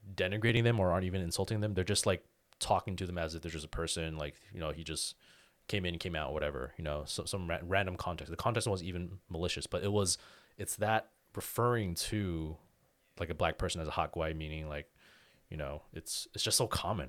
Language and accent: English; Daly City, California, United States; growing up in Daly City